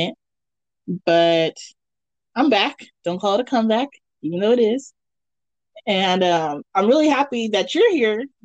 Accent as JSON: {"language": "English", "region": "California", "country": "United States", "said": "I'm Californian"}